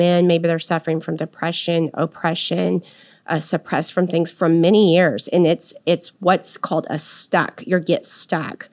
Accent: San Antonio, Texas, United States; now in Dallas, United States; in my hometown there in San Antonio

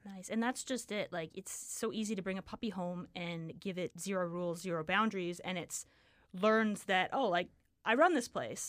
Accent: Richmond, British Columbia, Canada; moved away as an adult; now in Kamloops, Canada; I grew up in Richmond.

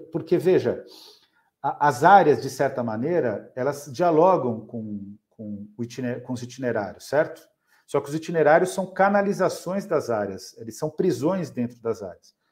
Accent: São Paulo, Brazil; lá da minha região também, em Pirituba

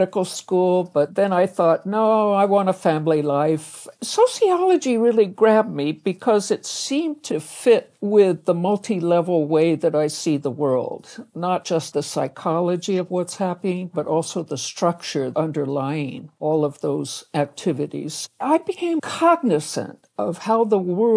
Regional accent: Canada; now in United States; I was born in Canada

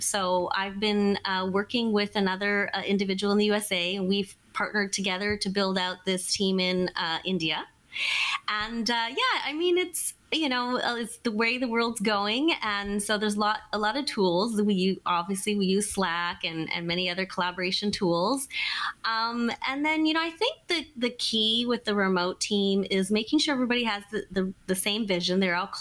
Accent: British Columbia, Canada; moved away as an adult; also born or lived in Alberta; now in Seattle, United States; I'm Canadian, and I grew up in British Columbia, then spent a couple years in Alberta, and then I moved here to Seattle, Washington

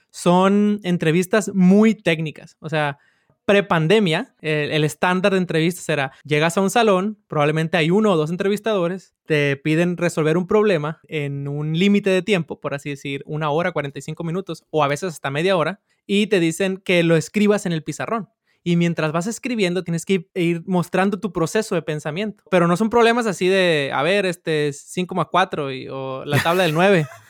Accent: Sinaloa, Mexico; yo soy de Sinaloa

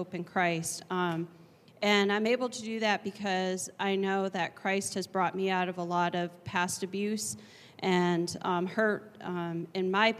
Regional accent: Seneca Tribe, New York, United States; I am from the Seneca Tribe in New York State.

